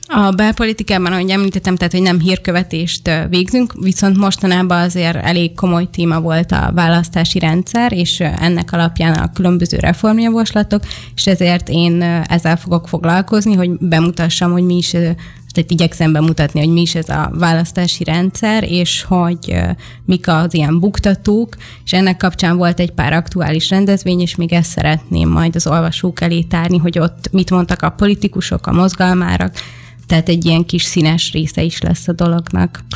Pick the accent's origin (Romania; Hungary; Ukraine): Hungary; Debrecen, Hajdú-Bihar; én debreceni vagyok, és a debreceni gyülekezetben volt egy nagy plakát